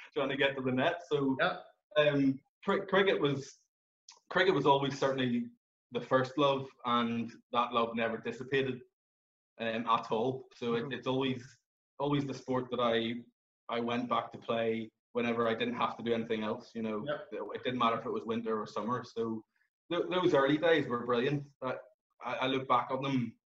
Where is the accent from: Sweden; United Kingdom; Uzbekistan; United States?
United Kingdom; Belfast, Northern Ireland; I grew up here in Belfast